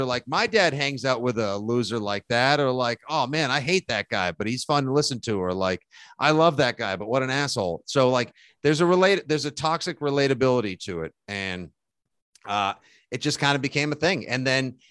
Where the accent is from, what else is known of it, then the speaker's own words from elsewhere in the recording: South Shore, Boston, Massachusetts, United States; You know, that's how we do in Boston. I'm from South Shore